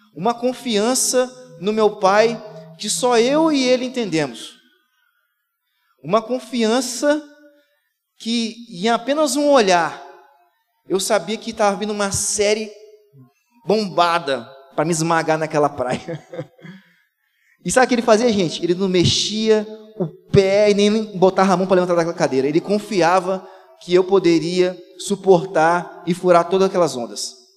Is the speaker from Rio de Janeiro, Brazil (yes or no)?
no; Vila Velha, Espírito Santo, Brazil; eu sou de Vila Velha, cria de Vila Velha, do Ibis. E eu, a grande parte da minha infância, eu vivi indo pra praia